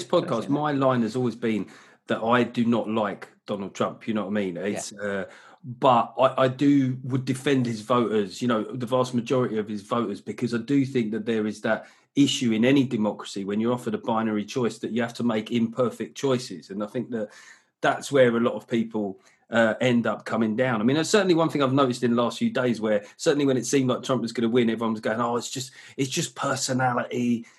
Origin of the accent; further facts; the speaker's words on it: United Kingdom; I love being British, very patriotic about this country